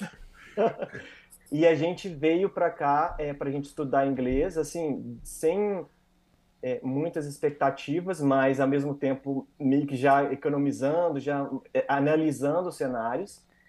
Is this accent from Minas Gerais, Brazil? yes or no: yes; interior of Minas Gerais, Brazil; moved away as an adult; also born or lived in Espírito Santo, Brazil; now in Canada; apesar de ser mineiro, sou do interior de Minas Gerais